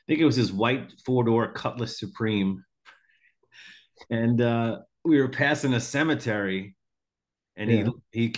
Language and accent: English; Long Island, New York, United States; now in Florida, United States; I grew up in Long Island, New York. I'm in Florida now